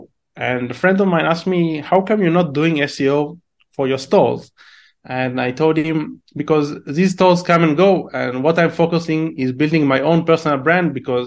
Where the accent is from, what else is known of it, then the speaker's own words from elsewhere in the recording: Israel; English is a second language; my accent is shitty because I'm originally from Israel